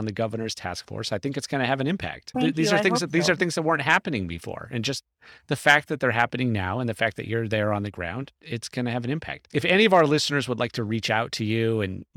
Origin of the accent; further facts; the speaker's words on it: California, United States; I grew up in California, and my parents and my grandparents all moved to California about the Depression, basically